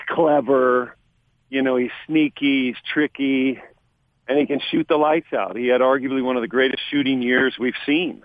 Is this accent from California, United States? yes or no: yes; California, United States; I'm from California